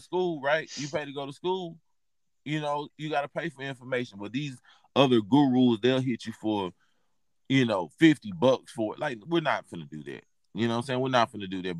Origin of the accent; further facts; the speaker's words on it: Texas, United States; I'm from from Texas.